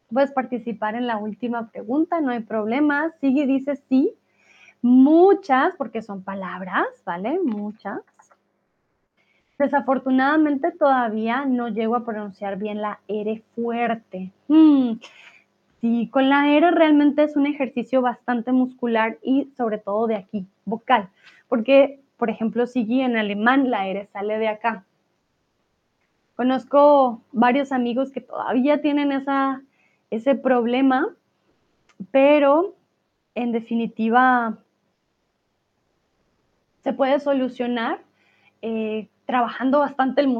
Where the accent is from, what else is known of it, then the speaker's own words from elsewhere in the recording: France; accent: French; Spanish is a second language; todavía algunas palabras que no pronuncio, pronuncio con U, pronun pronuncio aún tengo un acento francés.